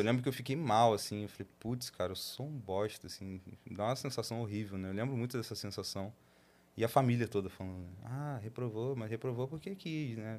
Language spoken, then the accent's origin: Portuguese; Nova Iguaçu, Rio de Janeiro, Brazil; a gente nasceu em Nova Iguaçu